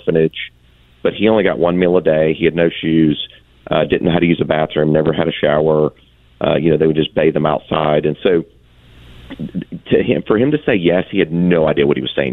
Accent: Atlanta, Georgia, United States; we were all born and raised in Atlanta

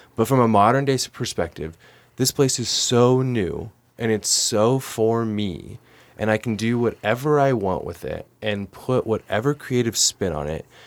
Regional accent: Oklahoma City, Oklahoma, United States; also born or lived in Great Falls, Montana / Billings, Montana; now in Montana, United States; I'm from Oklahoma City

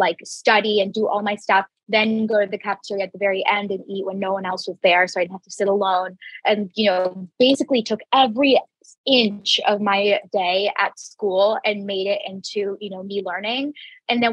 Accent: Jacksonville, Florida, United States; I grew up in Jacksonville, Florida

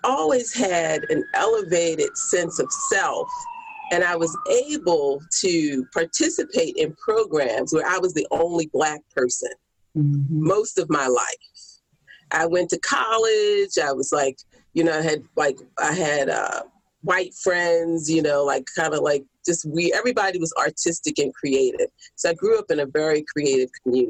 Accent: Baltimore, Maryland, United States; I'm from Baltimore

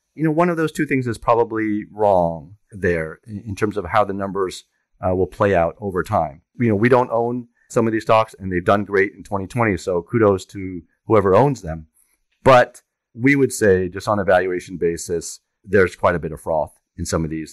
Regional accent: France; also born or lived in Germany; now in New York, United States; I grew up in France, and I was born in Germany.

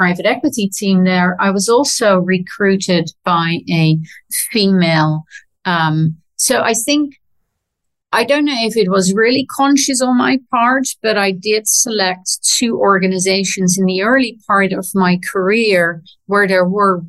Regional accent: Netherlands; moved away; also born or lived in London; my generation growing up in the Netherlands

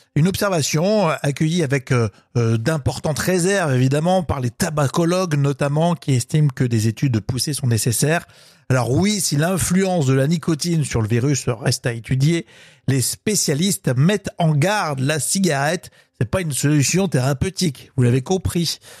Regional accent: France; chez nous en Europe et en France

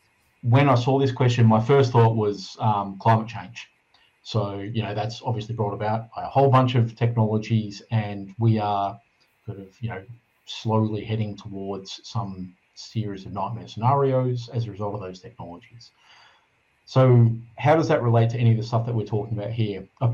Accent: Australia; So, you know, I'm Australian, but white Australian with a European heritage and things like that.

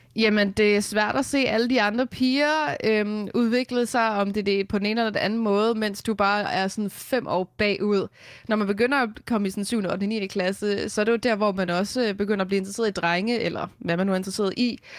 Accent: Vestegnen, Capital Region of Denmark, Denmark; also born or lived in Hørsholm / Taastrup; jeg voksede op i Hørsholm, øh, og så flyttede vi efter mine forældre blev skilt, da jeg var fire, til, øh, Vestegnen, hvor jeg så har boet, og jeg bor her også nu

